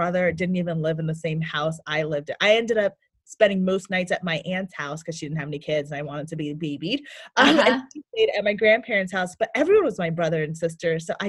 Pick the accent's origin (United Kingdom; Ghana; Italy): Ghana; also born or lived in United States; Yeah, so I was born here in America, and at the age of 1, I was sent to Ghana to live with my grandparents